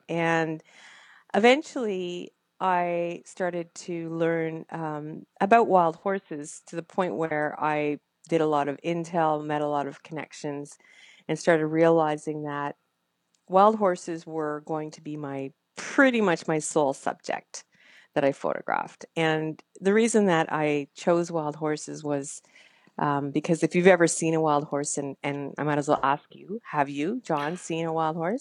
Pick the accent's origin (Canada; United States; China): Canada; I'm a Canadian